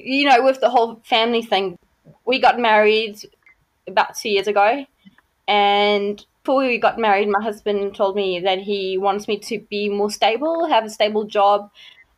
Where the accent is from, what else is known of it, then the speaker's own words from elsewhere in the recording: South Africa; moved away as an adult; also born or lived in Richards Bay, South Africa; now in Auckland, New Zealand; I grew up in South Africa, so I'm actually a farm girl. I grew up in a really, really small town, but I've been living on a farm up until I was 18 years old.